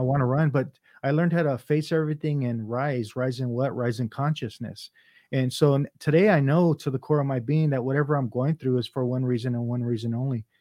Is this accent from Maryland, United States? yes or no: no; Los Angeles, California, United States; first language Vietnamese; English is a second language; I grew up in San Pedro